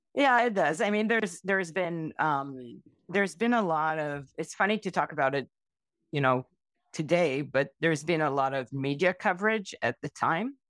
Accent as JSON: {"language": "English", "country": "Israel", "tie": "born or raised there", "said": "I was born in Israel."}